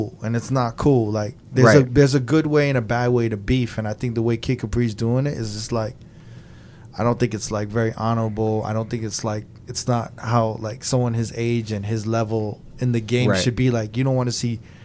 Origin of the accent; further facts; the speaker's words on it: New York, United States; I'm from New York